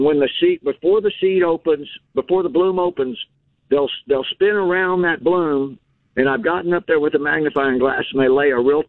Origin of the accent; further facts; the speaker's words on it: San Antonio, Texas, United States; now in Fulshear, United States; And I grew up in San Antonio in the Harlandale area.